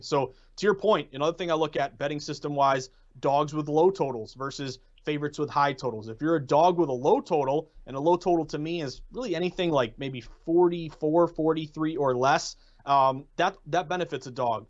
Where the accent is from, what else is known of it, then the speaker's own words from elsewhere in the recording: New England, United States; I'm from New England